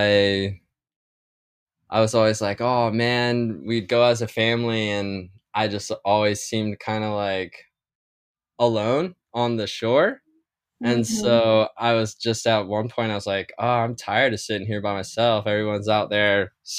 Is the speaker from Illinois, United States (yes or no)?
no; San Diego, California, United States; also born or lived in Minnesota; I grew up in South San Diego